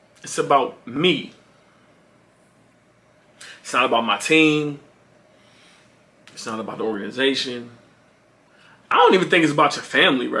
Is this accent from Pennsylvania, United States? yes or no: yes; Philadelphia, Pennsylvania, United States; I'm from Philly